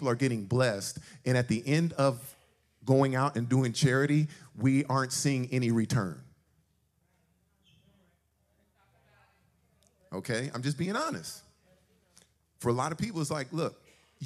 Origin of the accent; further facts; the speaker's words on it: Suisun City, California, United States; We grew up in Soosoon, Cherry Street, back in the days, 1972.